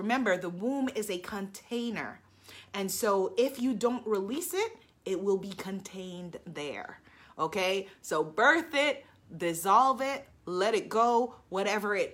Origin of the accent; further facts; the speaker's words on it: New York City, New York, United States; I am a Queens girl